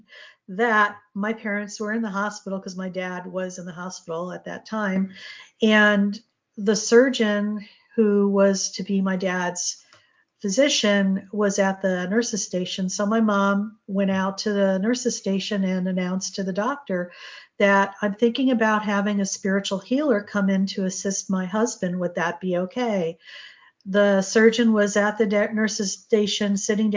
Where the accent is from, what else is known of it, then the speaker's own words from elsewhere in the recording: New England, Connecticut, United States; our home in Connecticut. I grew up in New England